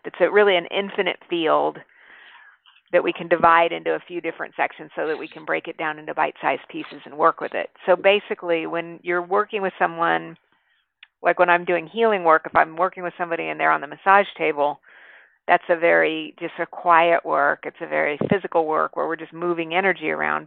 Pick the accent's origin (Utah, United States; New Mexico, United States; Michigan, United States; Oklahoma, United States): New Mexico, United States; I grew up in New Mexico